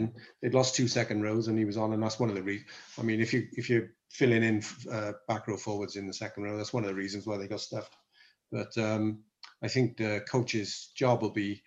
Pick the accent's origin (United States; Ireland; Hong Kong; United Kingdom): United Kingdom; Welsh, Wales; we're both Welsh